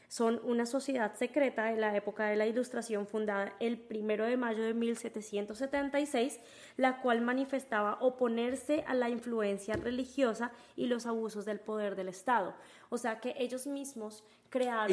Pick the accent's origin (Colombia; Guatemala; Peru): Colombia; moved away; yo soy colombiana y en mi tierra hay negros